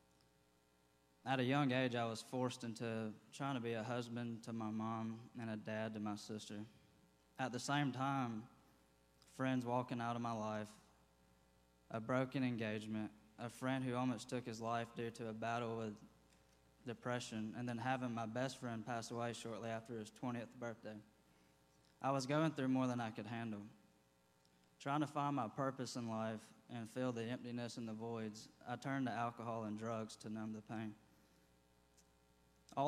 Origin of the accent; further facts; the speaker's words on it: Athens, Georgia, United States; I was born and raised here in Athens, Georgia.